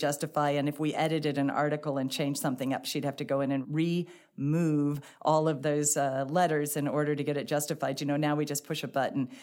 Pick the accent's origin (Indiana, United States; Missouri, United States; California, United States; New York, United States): Missouri, United States; St. Louis; also born or lived in Dallas, Texas / Cambridge, Massachusetts; I grew up here in Saint Louis. I lived in Bridgeton